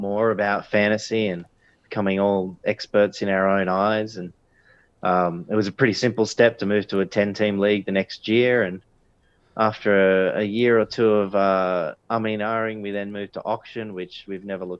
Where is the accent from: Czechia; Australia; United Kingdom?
Australia; Sydney, New South Wales; also born or lived in Bathurst, Australia; I grew up in God's country on the northern beaches